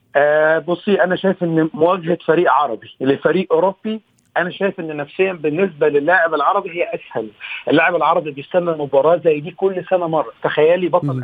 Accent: Egypt; اني مصري

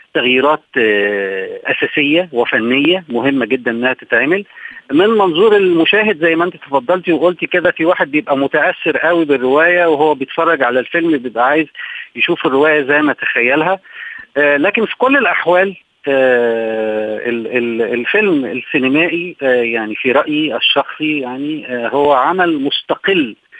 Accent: Egypt; احنا عندنا في مصر

